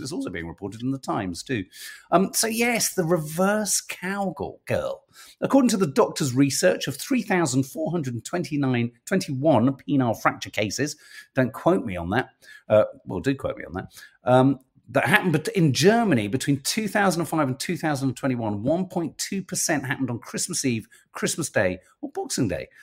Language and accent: English; London, United Kingdom; as a Londoner, and this is as a Londoner